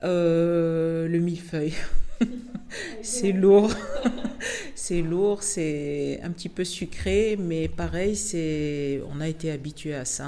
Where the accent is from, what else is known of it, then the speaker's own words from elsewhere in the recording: Tunisia; moved away; toute ma vie depuis que je suis née donc en Tunisie